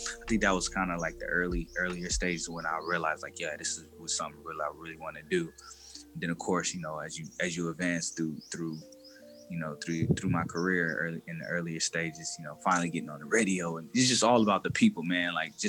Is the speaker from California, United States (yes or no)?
yes; Sacramento, California, United States; born there; Yeah, I was born in Sacramento, California. My family from New Orleans, my mom and my dad. So when they came to California, they kind of moved around a lot.